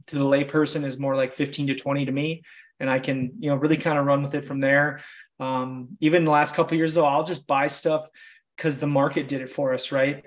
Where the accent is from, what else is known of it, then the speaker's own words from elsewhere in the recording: Wisconsin, United States; I'm just a small town kid from Wisconsin